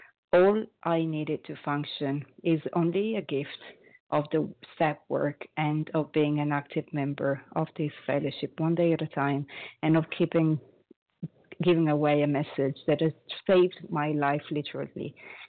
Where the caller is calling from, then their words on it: Paris, Île-de-France, France; I am calling from Paris, France